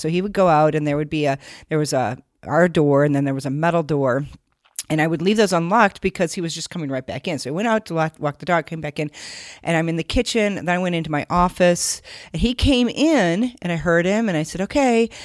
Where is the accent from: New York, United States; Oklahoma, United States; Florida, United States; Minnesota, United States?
Minnesota, United States; moved away as an adult; also born or lived in Siberia; I grew up in Minnesota